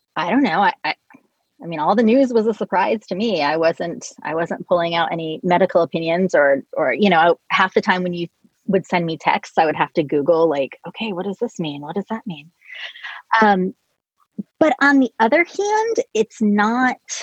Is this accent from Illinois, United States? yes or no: no; Colorado, United States; moved away; I was born in Colorado, and my brother lives in Denver.